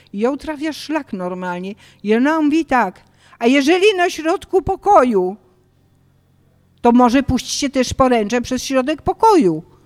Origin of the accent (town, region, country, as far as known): Poland; moved away as an adult; also born or lived in Paris, France